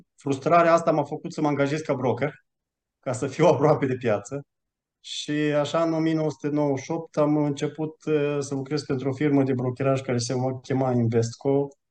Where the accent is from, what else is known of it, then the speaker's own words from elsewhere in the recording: Romania; moved away as an adult; also born or lived in Malta; now in Switzerland; am plecat din România în 2016, am mutat în Malta, după care în Elveția